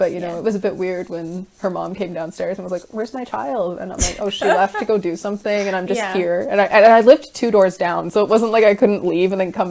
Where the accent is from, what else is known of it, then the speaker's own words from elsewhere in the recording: Canada; moved away as an adult; also born or lived in Scotland / France; I'm currently 21. I was born in Canada, raised in Canada, lived in Scotland, lived in France.